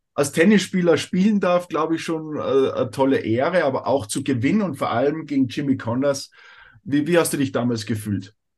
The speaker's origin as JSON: {"language": "German", "country": "Austria", "said": "bei uns in Österreich"}